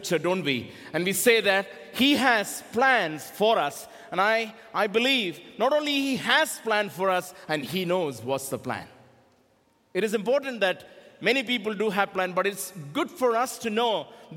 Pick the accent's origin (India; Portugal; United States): India; I am from India